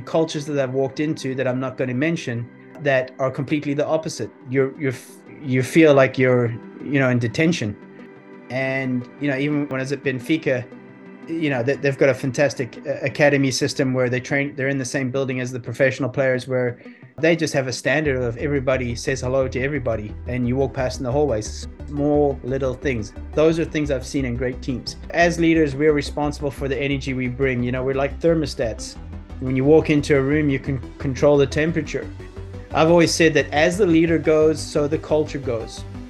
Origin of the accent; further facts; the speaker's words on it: South Africa; moved away as an adult; also born or lived in Belfast, Northern Ireland; But I was born in Belfast, Northern Ireland. We left there when I was 5, immigrated to South Africa. I was there for 22 years, I think it was. I then was based in Europe for a wh